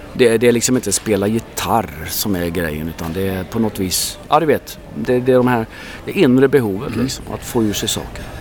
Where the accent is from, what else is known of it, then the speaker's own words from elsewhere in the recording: Sweden; jag är ju, jag är ju ursvensk